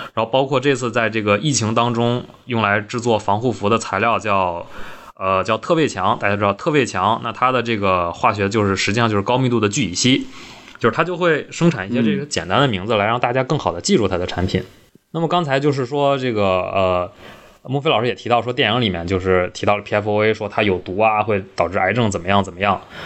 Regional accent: Northeast China, China; 我们东北人

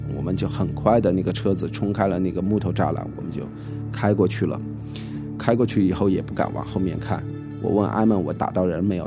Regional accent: China; 我们中国人要撤离了

